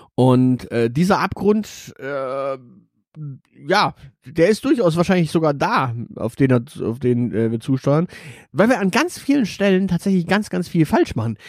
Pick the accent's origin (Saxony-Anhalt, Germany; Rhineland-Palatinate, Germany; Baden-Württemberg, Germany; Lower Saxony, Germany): Baden-Württemberg, Germany; Stuttgart; ich bin in einem Stadtteil aufgewachsen in Stuttgart